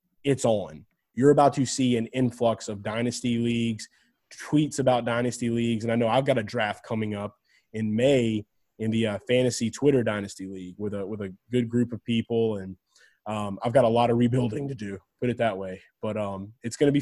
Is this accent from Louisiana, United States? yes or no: yes; New Orleans area, Louisiana, United States; They were my hometown team